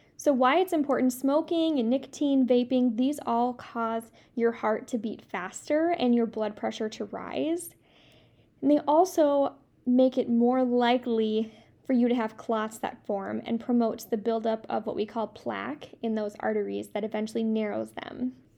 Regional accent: Midwest, United States; I'm from the Midwest, so I say pop

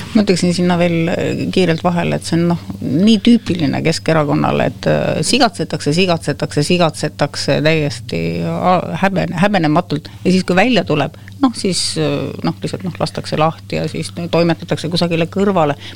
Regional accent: Võru County, Estonia; moved away; mina ei ole ju Tallinna laps või Tallinnas sündinud ja kasvanud, et mina olen kaugelt Võrumaalt

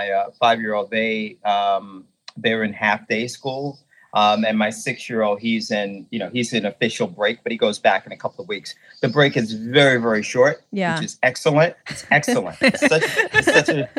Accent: New York City, New York, United States; moved away as an adult; also born or lived in New Jersey; now in Hayama, Japan; I'm originally from New York City, born and raised in Brooklyn

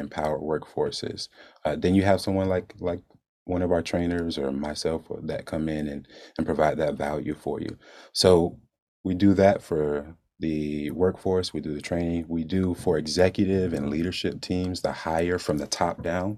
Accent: Jacksonville, Florida, United States; moved away as an adult; I'm from Jacksonville, born and raised

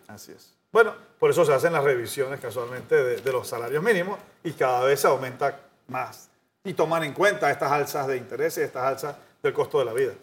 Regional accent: Panama

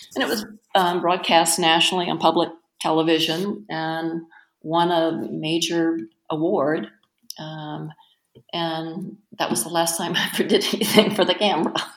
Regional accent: North Carolina, United States; now in Twin Cities, United States; I'm from North Carolina, but both my parents um, were from Lynchburg

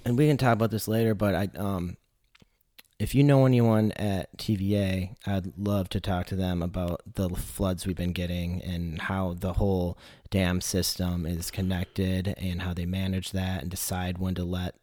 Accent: Michigan, United States; I'm from Michigan

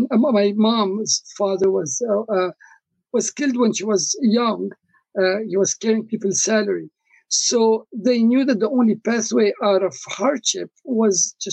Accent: Lebanon; also born or lived in Congo; I come originally from Lebanon, although I was born in the Congo, which is in Africa.

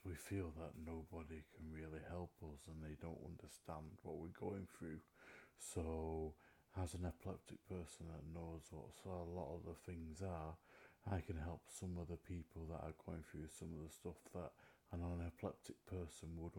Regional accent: Manchester, North West England, United Kingdom; I'm from Manchester, England

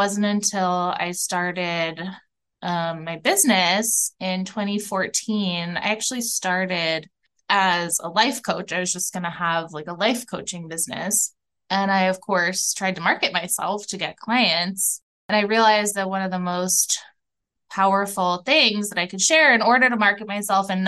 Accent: outside of New York City, United States; now in Minneapolis, United States; I grew up outside of New York City

